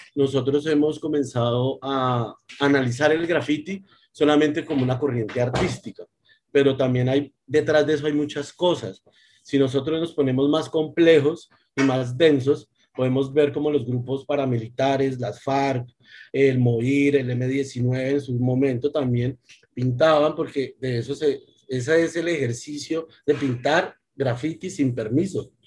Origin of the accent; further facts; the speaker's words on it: Bogotá, Colombia; yo nací en Bogotá, me crié en Bogotá